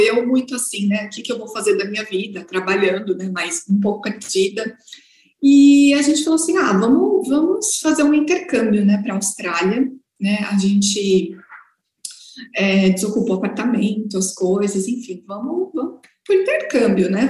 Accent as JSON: {"language": "Portuguese", "town": "Guarulhos", "region": "São Paulo", "country": "Brazil", "said": "sou de Guarulhos, São Paulo"}